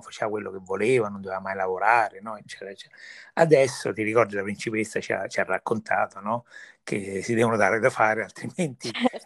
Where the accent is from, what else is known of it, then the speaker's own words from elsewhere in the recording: Viterbo, Lazio, Italy; moved away; io personalmente sono cresciuto a Viterbo